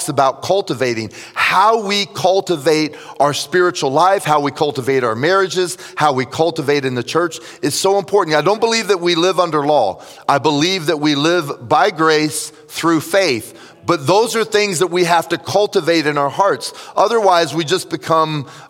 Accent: Tampa, Florida, United States; also born or lived in Jacksonville, Florida; I was raised in Tampa

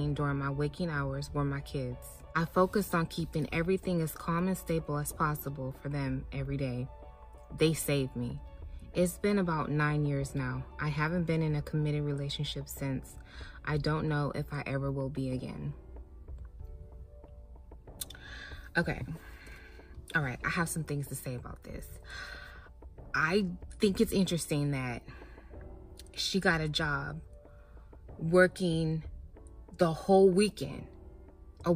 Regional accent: Phoenix, Arizona, United States; I am back in my hot ass car in my garage in Phoenix, Arizona

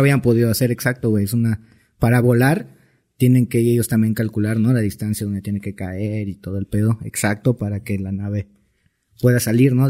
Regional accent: Cancún, Quintana Roo, Mexico; soy de Cancún

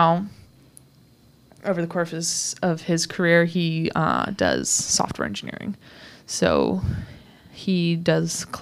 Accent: Indiana, United States; accent: neutral American; moved away; also born or lived in Michigan / Seattle; I grew up in the Midwest, so Michigan, Indiana area, Indiana

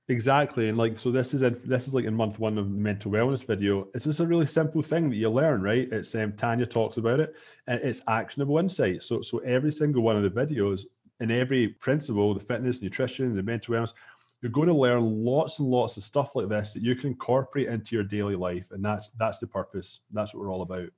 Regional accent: Scotland, United Kingdom; moved away as an adult; now in Toronto, Canada; I'm from Scotland

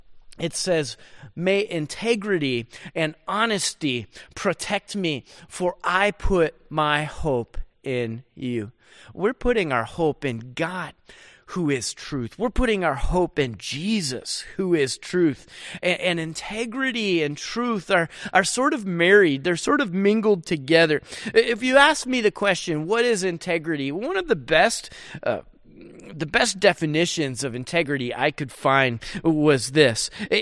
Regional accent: Rochester, New York, United States; And where I grew up back in Rochester, New York, man, we had all kinds of snow and we always played in the snow.

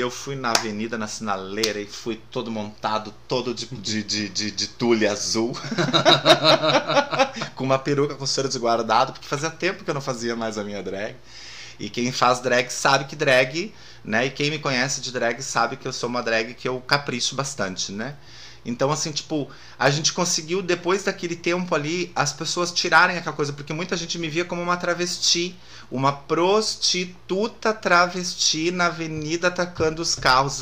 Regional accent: Lajeado, Rio Grande do Sul, Brazil; moved away; also born or lived in Porto Alegre; eu também nasci em Lajado

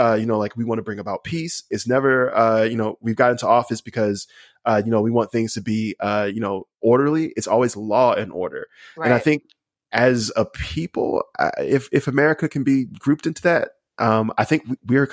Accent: Alabama, United States; I'm from Alabama

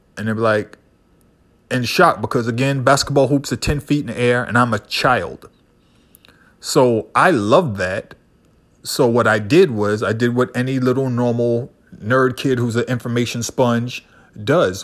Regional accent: Boston, Massachusetts, United States; growing up in Boston, you couldn't avoid basketball. If you were a brown kid who grew up in my neighborhood

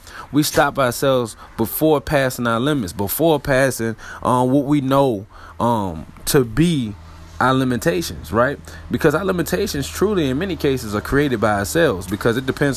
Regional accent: Richmond, Virginia, United States; RVA, my hometown

